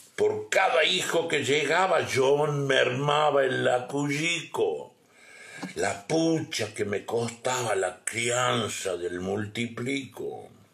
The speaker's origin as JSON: {"language": "Spanish", "town": "Guachipas", "region": "Salta", "country": "Argentina", "tie": "born or raised there", "said": "Guachipas, eh, Huachipas, un lugar donde yo nací, un pueblito donde yo nací"}